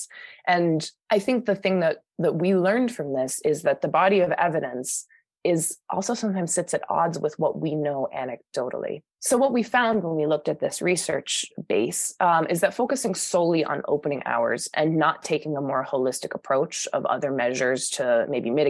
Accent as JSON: {"language": "English", "town": "Boston", "region": "Massachusetts", "country": "United States", "moved": "yes", "said": "I'm from Boston originally"}